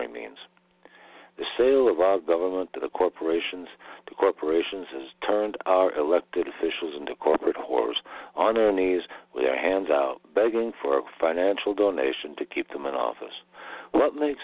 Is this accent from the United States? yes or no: yes; United States; I was born in the United States